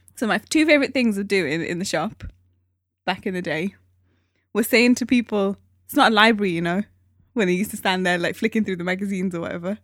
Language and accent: English; Newcastle upon Tyne, North East England, United Kingdom; moved away; I come from Newcastle.